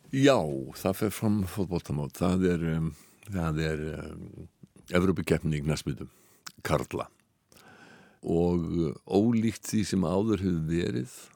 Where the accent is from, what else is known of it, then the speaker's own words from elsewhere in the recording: Iceland; við erum Íslendingar